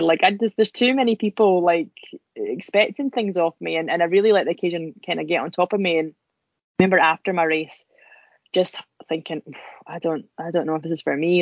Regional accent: Scotland, United Kingdom; accent: Scottish; I'm, I'm really Scottish sounding. I didn't realize I sounded so Scottish.

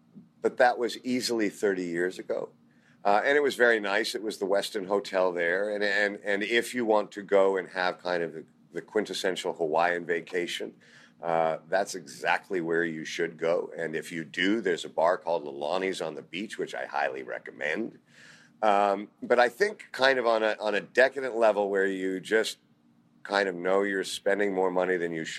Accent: United Kingdom; Well, I'm British, so I'm going to have to say Speedo.

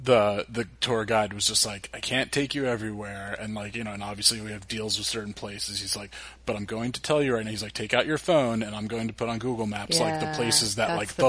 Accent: New Jersey, United States; moved away; I'm from Jersey, I say tomatoes.

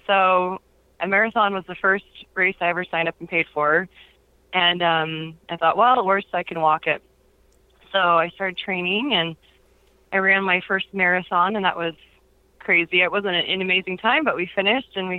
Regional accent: Ohio, United States; also born or lived in Washington, D.C. / Utah; now in Orem, United States; I grew up in Ohio, and I'm the youngest of six girls

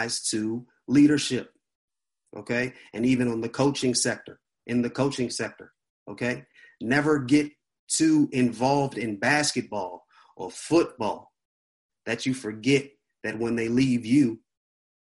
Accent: Washington, District of Columbia, United States; I'm a church boy. I grew up in the church. I'm from Washington, D.C.

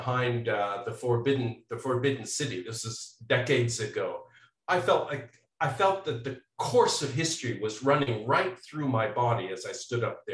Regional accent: Canada; now in United States; I'm originally from Canada

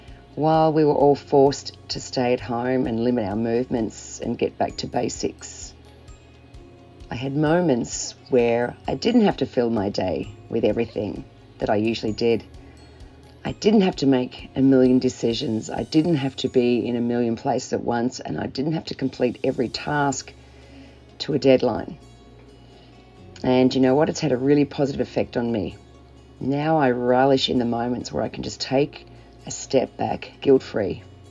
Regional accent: Melbourne, Victoria, Australia; from Melbourne, Australia.

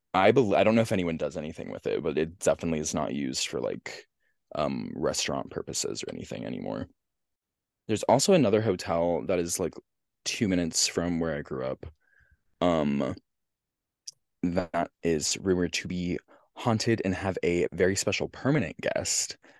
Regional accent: Central Pennsylvania, United States; my hometown.

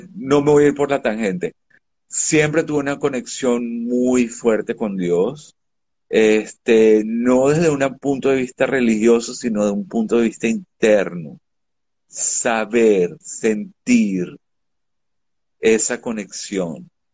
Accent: Venezuela; moved away as an adult; soy de Venezuela

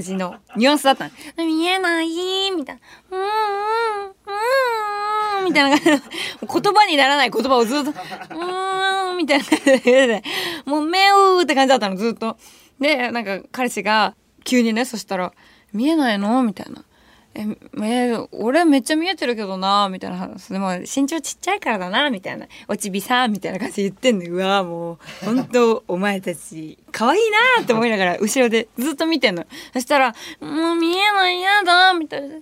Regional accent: Tokyo, Japan; 私、下町出身だから

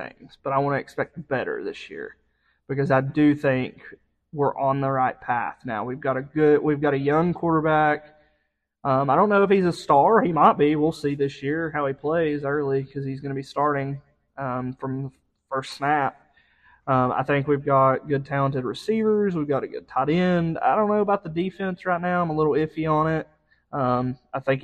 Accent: Georgia, United States; they're my home state team

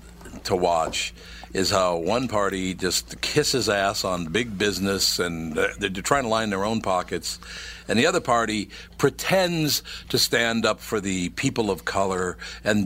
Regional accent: Minneapolis, Minnesota, United States; I grew up in North Minneapolis, since I was a little kid

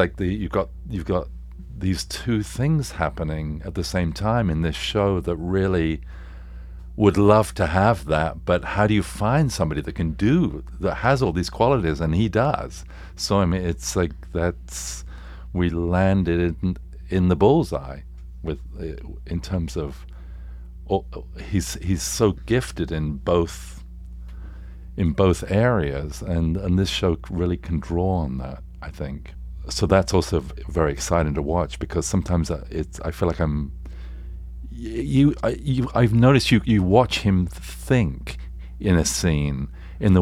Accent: England, United Kingdom

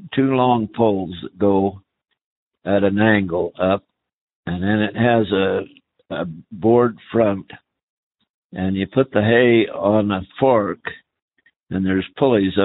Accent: Lima, Montana, United States; also born or lived in Rock Springs, Wyoming / McKinnon, Wyoming / Utah; I live in Lima, Montana. I went to school here from the time I was in the third grade till I was a junior

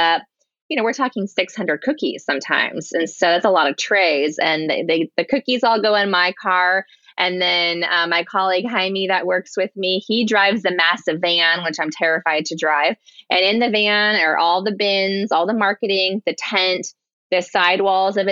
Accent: Seattle, Washington, United States; I grew up in Ballard. This is my community

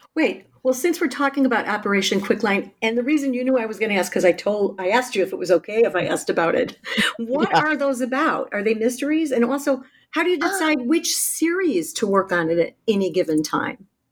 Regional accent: Chicago, Illinois, United States; my hometown of Chicago

